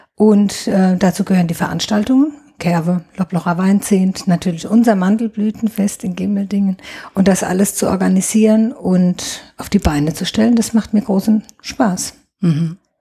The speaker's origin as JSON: {"language": "German", "town": "Neustadt an der Weinstraße", "region": "Rhineland-Palatinate", "country": "Germany", "tie": "born or raised there", "said": "Ich bin gebürtige Neustadterin, komme mhm. aus dem Afrika-Viertel. Das ist Luftlinie drei Kilometer von hier, direkt hinterm Leibniz-Gymnasium steht mein Elternhaus und bin hier auch nie weggegangen"}